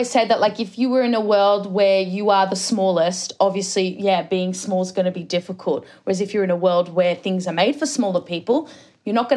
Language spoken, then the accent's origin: English; Australia; I'm an Aussie